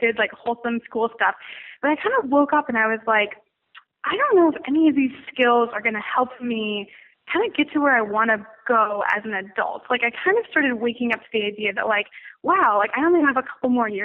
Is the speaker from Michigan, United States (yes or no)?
yes; Royal Oak, Michigan, United States; now in Los Angeles, United States; I actually grew up in Royal Oak